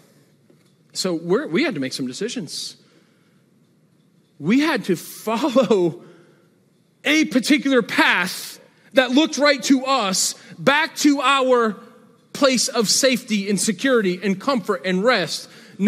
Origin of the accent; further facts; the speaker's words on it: Northeast, United States; moved away; I'm from the Northeast